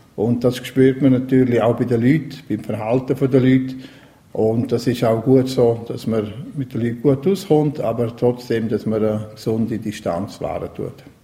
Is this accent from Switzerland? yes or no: yes; Graubünden, Switzerland; Ich bin auch in der Region aufgewachsen, in Coralia